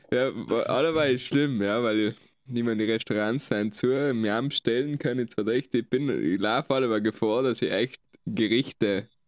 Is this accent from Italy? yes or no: yes; South Tyrol, Trentino-Alto Adige, Italy; wir Südtiroler ähm, haben die beste Küche.